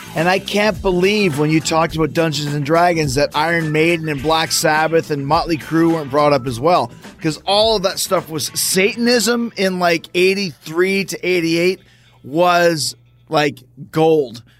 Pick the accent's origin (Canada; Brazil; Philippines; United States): Canada; Winnipeg, Manitoba; growing up in Winnipeg, Canada